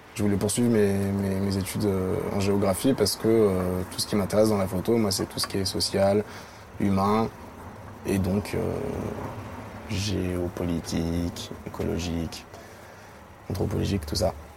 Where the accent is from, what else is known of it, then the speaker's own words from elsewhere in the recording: Paris, Île-de-France, France; j'ai grandi à Paris. Je suis né en 1994.